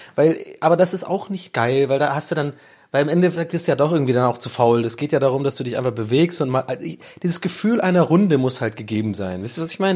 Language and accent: German; Ireland; bin ja Ire